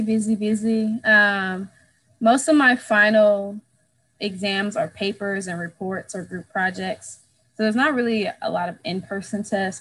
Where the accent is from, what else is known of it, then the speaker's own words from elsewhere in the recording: St. Louis, Missouri, United States; I'm from St. Louis